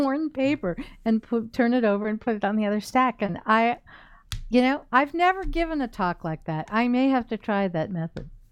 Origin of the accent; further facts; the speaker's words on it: United States; as an American